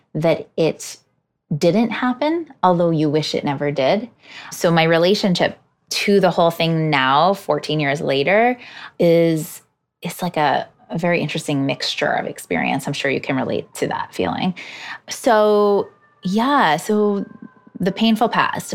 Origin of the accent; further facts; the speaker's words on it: Hudson Valley, New York, United States; moved away as an adult; now in New York City, United States; I grew up in the Hudson Valley